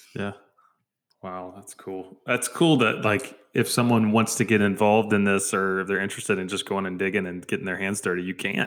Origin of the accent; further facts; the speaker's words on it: United States; as American believers